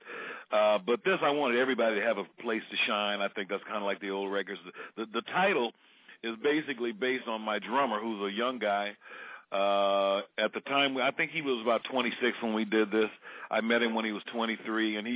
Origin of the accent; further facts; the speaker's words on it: San Francisco Bay Area, California, United States; growing up in the San Francisco Bay Area